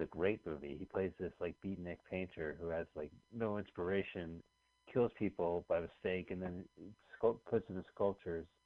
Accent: New Jersey, United States; we grew up in New Jersey

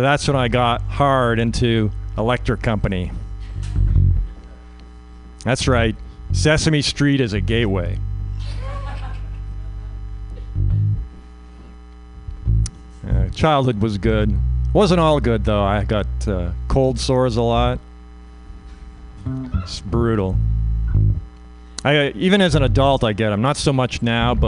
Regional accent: Canada; moved away as an adult; now in United States; I'm Canadian. I grew up in Canada

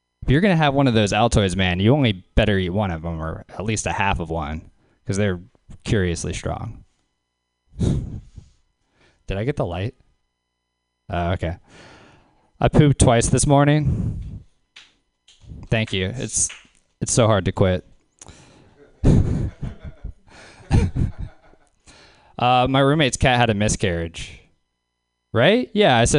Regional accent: Louisiana, United States; I'm from Louisiana.

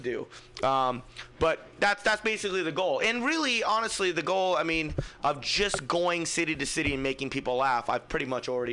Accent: Fremont, California, United States; I'm from Fremont

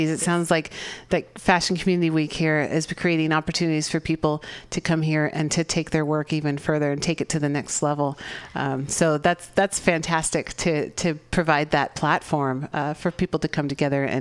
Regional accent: Czechia; English is a second language; moved away as an adult; now in San Francisco, United States; I'm from the Czech Republic.

